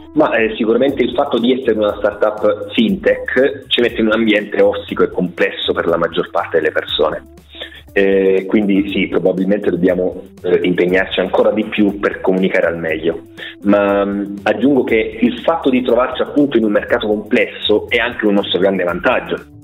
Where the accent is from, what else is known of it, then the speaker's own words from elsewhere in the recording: Rome, Lazio, Italy; moved away as an adult; now in Switzerland; io in verità attualmente mi trovo in Svizzera, però sì, sono romano.